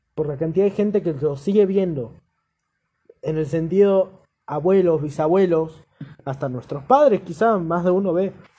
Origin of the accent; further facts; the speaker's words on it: Chubut, Argentina; Soy de Chubut, me considero de Chubut